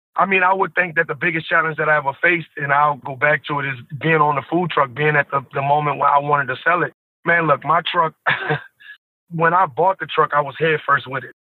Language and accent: English; New Orleans, Louisiana, United States; I'm from New Orleans, born and raised. I'm from out the Seven Ward to be exact.